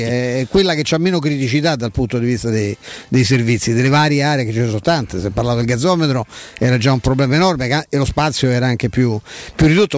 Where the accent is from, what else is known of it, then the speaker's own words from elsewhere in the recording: Rome, Lazio, Italy; ci so cresciuto all'Euro, perché andavo a scuola dai Santi Padri Gesuiti